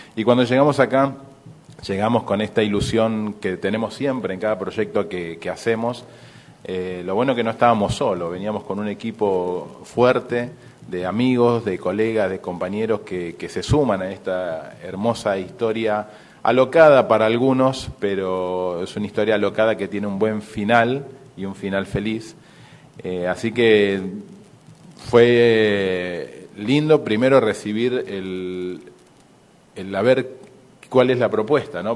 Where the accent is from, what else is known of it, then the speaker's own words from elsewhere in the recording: Ceres, Santa Fe, Argentina; Ceres Santa Fe está a 700 kilómetros de Buenos Aires, está, estamos al interior, a 270 kilómetros de la capital